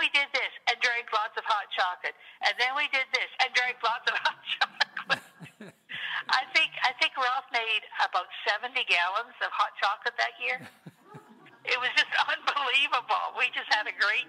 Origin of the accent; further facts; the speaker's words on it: Sarnia, Ontario, Canada; also born or lived in Port Huron, Michigan; I was brought up in Sarnia, Port Huron area.